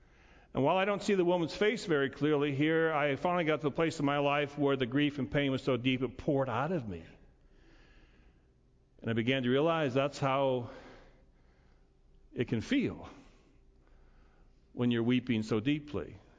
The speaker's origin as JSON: {"language": "English", "town": "Montrose", "country": "United States", "tie": "born or raised there", "said": "It looked like our Thanksgiving table. It looked like life as I knew it growing up in Montrose."}